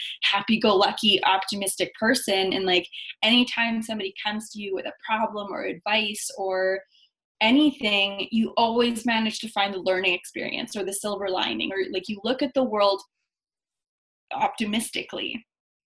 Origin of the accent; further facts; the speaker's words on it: Winnipeg, Manitoba, Canada; I was born in Winnipeg, Manitoba. My mom is Chilean. My dad is Romanian. So I'm first generation Canadian.